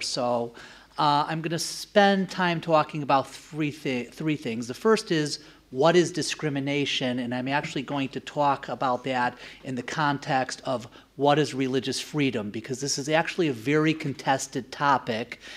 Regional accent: United States; moved away; I am originally from the US

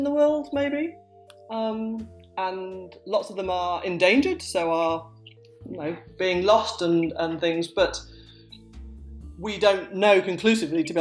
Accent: Sheffield, Yorkshire and the Humber, United Kingdom; I say path because I grew up in Sheffield, and that became how everyone around me spoke, with a ah

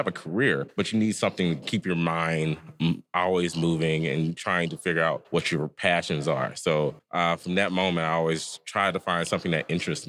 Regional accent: Piedmont, Alabama, United States; moved away as an adult; now in Washington, D.C., United States; I'm from Piedmont, Alabama

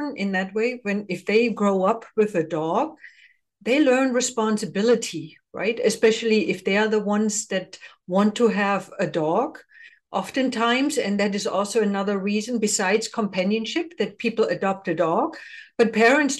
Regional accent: Germany; now in United States; I come from the Eastern Bloc, just like you. So in East Germany, never had a dog. I was not allowed to get a dog

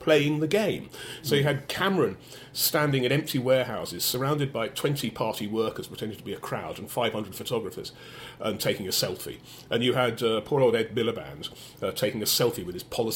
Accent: England, United Kingdom

